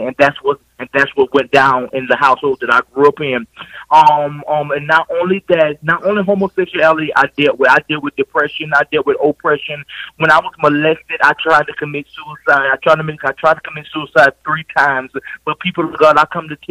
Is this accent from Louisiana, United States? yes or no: no; Swansea, South Carolina, United States; now in Cleveland, United States; I am from the state of South Carolina. I'm from a little town called Swansea, and now I reside in the beautiful city of Cleveland, Ohio